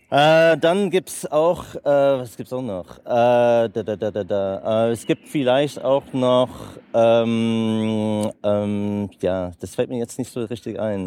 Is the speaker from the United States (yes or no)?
yes; United States; German is a second language; also born or lived in Germany / Italy / Netherlands; als Amerikaner, die, der seit 20 Jahren mit Deutschland zu tun hat